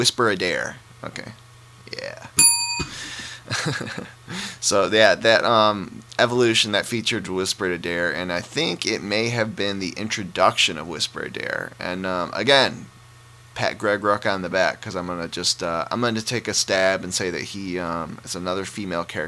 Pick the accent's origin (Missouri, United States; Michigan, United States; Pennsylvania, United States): Michigan, United States; Detroit; I'm from Detroit